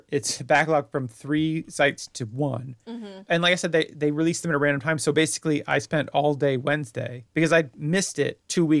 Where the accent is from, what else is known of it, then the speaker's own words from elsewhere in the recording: United States; now in United Kingdom; I'm an American citizen